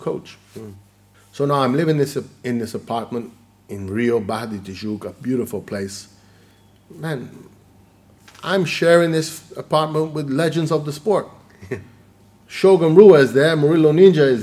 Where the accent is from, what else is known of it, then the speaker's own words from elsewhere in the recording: Sicily, Italy; now in United Kingdom; I'm from Sicily.